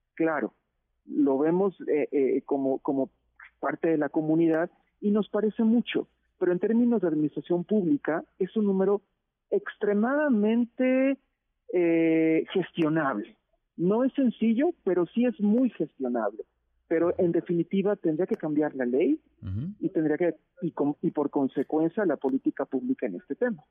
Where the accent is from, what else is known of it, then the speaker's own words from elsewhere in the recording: Mexico; nosotros como mexicanos y mexicanas